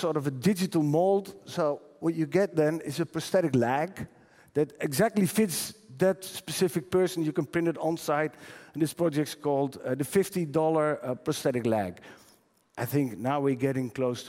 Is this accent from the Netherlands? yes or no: yes; Netherlands; I'm from the Netherlands